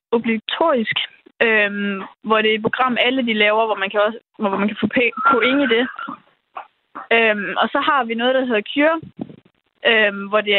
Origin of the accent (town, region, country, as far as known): Denmark